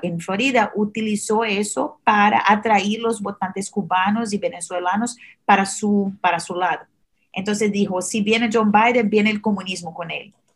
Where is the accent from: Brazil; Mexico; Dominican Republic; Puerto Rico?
Brazil; Spanish is a second language; now in United States; soy originalmente de Brasil, ah, por eso el acento un poco diferente.